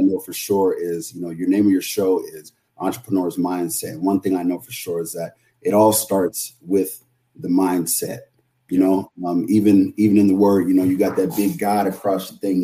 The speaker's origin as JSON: {"language": "English", "town": "San Jose", "region": "California", "country": "United States", "tie": "born or raised there", "also_born_or_lived": "San Francisco, California", "said": "I grew up in San Jose, California. I was born in San Francisco, but I, I grew up in San Jose, California"}